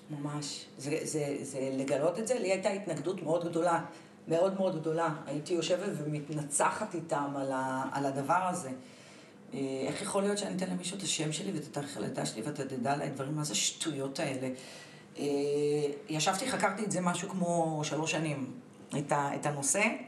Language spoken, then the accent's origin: Hebrew; Tel Aviv, Tel Aviv District, Israel; נולדתי בתל אביב